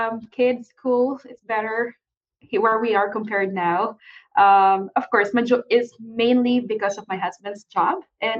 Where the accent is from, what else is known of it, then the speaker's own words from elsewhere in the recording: Manila, Metro Manila, Philippines; moved away as an adult; also born or lived in New York City; now in Baltimore County, United States; I'm a city girl coming from Philippines. I grew up in Manila. I'm a city girl.